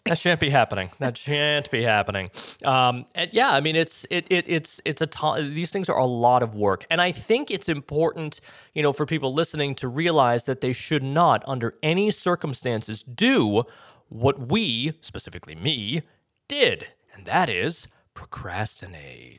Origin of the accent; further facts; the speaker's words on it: Massachusetts, United States; moved away; I'm from Massachusetts